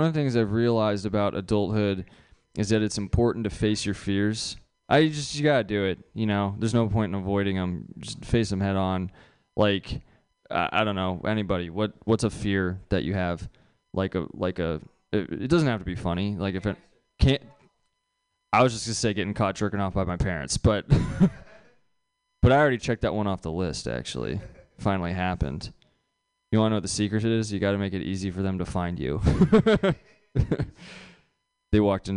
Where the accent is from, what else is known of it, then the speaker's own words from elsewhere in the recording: San Carlos, California, United States; I'm from San Carlos.